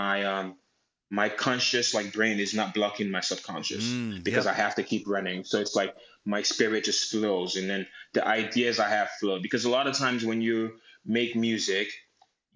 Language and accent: English; Nigeria; my connection to being Nigerian